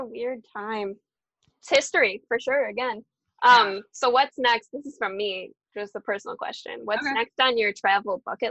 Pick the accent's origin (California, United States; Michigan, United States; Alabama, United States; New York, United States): Michigan, United States; near Detroit; I'm from, like, my hometown is 20 minutes outside.